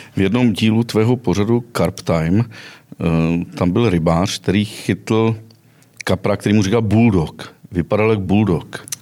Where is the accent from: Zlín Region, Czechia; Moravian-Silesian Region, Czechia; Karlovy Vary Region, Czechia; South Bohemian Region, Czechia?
Karlovy Vary Region, Czechia; western Bohemia; moved away; Já jsem původem ze západních Čech